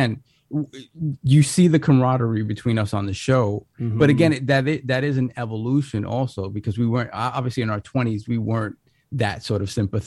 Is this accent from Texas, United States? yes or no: no; New York City, New York, United States; growing up in the Bronx in, you know, the late 80s and, you know, early to mid 90s was tough